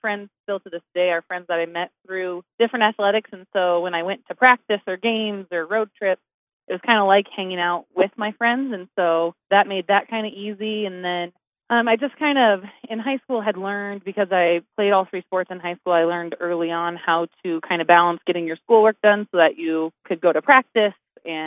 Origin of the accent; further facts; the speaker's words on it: Denver, Colorado, United States; also born or lived in Sioux Center, Iowa / Montana; I was born in Sioux Center. We moved to Denver when I was about 2